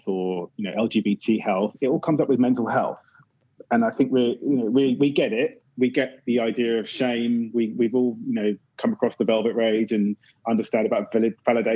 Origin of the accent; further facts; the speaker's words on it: Windsor, South East England, United Kingdom; accent: British; now in London, United Kingdom; I grew up in Windsor